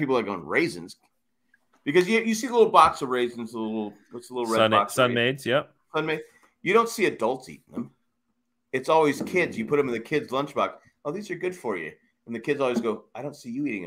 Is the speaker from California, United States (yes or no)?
yes; San Diego, California, United States; I grew up in a tough neighborhood, in San Diego